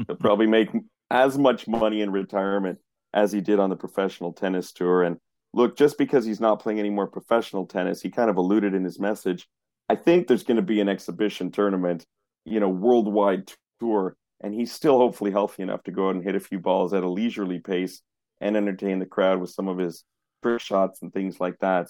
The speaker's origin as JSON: {"language": "English", "town": "Montreal", "region": "Quebec", "country": "Canada", "tie": "born or raised there", "said": "I grew up in Montreal."}